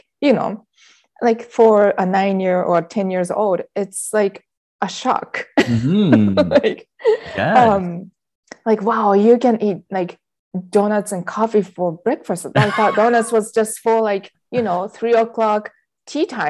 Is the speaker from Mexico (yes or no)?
no; Japan; moved away as an adult; I am Japanese. I was born and raised in Japan, and I lived there for the first 20 years of my life.